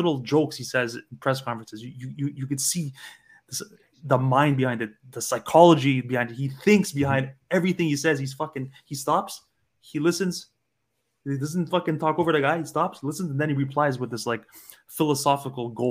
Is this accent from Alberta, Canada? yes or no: no; Montreal, Quebec, Canada; we grew up in the East End where you know teachers were not teachers